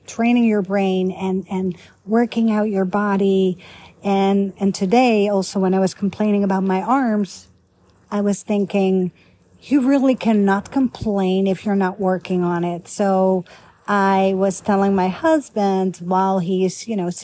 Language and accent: English; Netherlands; also born or lived in Italy / Egypt / Canada / United States; now in Grapevine, Texas, United States; I used to live in Holland, born and raised in Holland